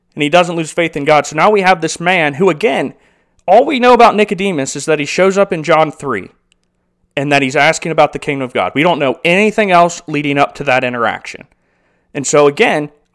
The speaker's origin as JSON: {"language": "English", "country": "United States", "said": "as an American"}